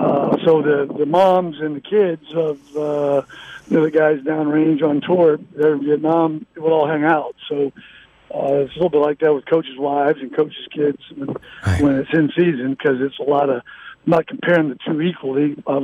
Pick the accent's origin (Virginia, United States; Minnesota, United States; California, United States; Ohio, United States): Virginia, United States; Virginia Beach; also born or lived in Norfolk; I was born in Norfolk, Virginia, and we lived in Virginia Beach growing up.